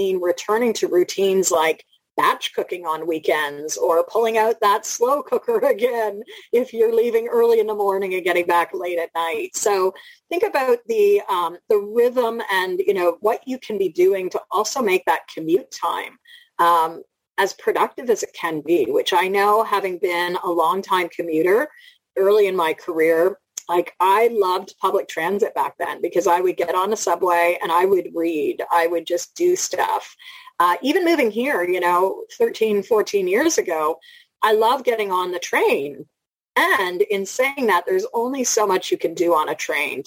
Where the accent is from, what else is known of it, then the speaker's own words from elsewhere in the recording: Toronto, Ontario, Canada; I'm from Toronto